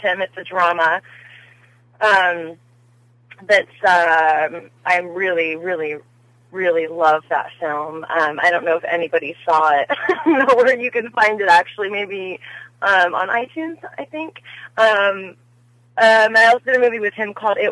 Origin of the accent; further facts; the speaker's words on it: Las Vegas, Nevada, United States; moved away as an adult; also born or lived in Los Angeles; I grew up in Las Vegas